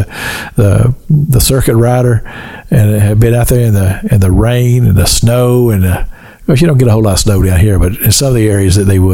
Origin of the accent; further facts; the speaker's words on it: Kentucky, United States; the little church I grew up in Kentucky